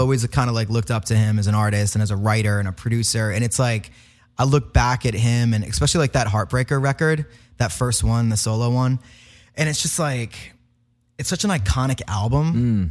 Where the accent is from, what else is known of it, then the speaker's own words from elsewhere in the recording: Providence, Rhode Island, United States; moved away as an adult; now in Nashville, United States; I grew up in Providence